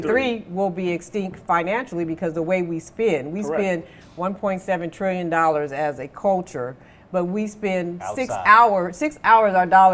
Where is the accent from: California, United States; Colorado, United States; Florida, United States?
California, United States; Oakland; growing up here in Oakland